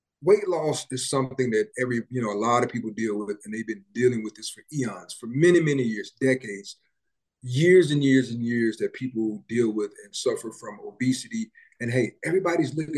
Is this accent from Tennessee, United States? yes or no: yes; Memphis, Tennessee, United States; I grew up in Memphis. I'm from Memphis